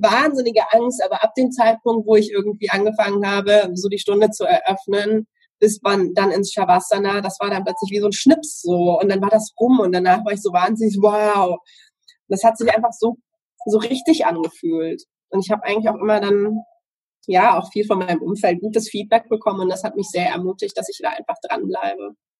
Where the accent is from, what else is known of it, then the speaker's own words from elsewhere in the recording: Southern Germany, Germany; Ich komme aus Süddeutschland.